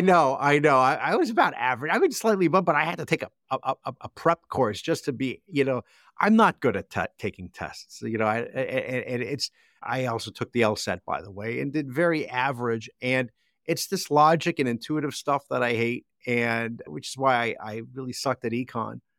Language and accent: English; New Jersey, United States; growing up in Jersey